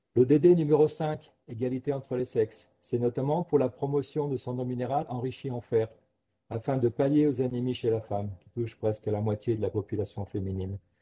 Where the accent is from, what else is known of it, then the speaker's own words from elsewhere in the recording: Ardèche, Auvergne-Rhône-Alpes, France; moved away; also born or lived in Paris; en revenant dans mon pays d'origine, en Ardèche